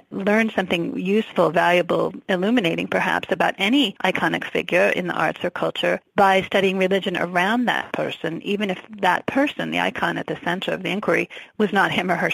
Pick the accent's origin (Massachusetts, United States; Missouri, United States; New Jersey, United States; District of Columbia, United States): Massachusetts, United States; New England outside of Boston; also born or lived in New York / Virginia; now in Arizona, United States; I grew up in New England outside of Boston and lived in New York and Virginia before coming here